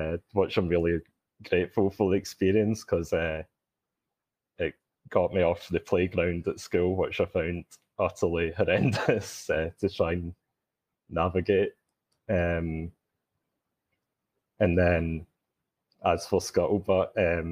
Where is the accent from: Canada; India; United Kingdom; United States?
United Kingdom; Glasgow, Scotland; accent: Scottish; I'm calling in from Glasgow, Scotland, hence the accent.